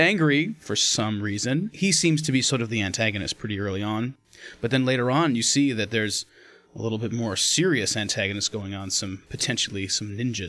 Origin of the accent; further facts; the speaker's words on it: California, United States; obviously we're from America, California.